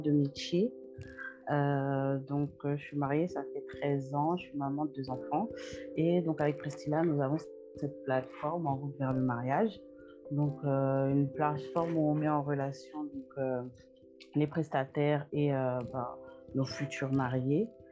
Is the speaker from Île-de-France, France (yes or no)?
yes; Paris, Île-de-France, France; moved away as an adult; now in Canada; je suis née, grandie en Europe